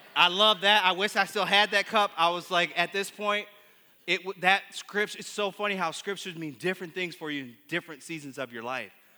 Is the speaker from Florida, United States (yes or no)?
no; Muskegon, Michigan, United States; I grew up in Muskegon